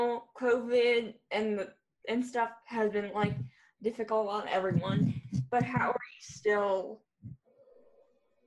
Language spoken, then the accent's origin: English; Massachusetts, United States; now in Florida, United States; I'm originally from Massachusetts